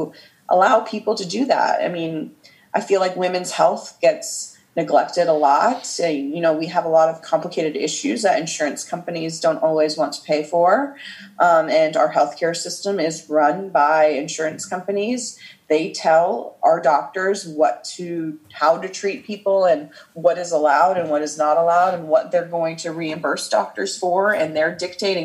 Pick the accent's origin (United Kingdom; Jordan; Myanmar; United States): United States; Midwest; my parents are immigrants from Iran, and I grew up in the Midwest in a nice, peaceful suburb